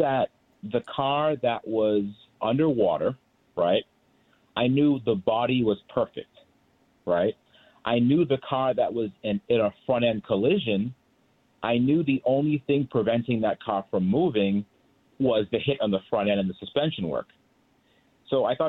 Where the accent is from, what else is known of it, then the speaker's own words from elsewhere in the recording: Boston, Massachusetts, United States; I grew up in Boston